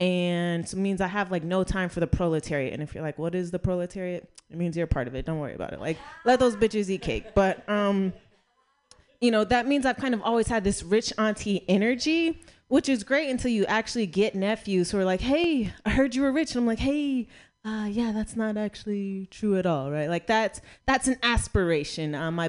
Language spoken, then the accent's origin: English; Las Vegas, Nevada, United States; So if somebody wanted to fight me, I can't be like, bitch, I'm from Vegas, right?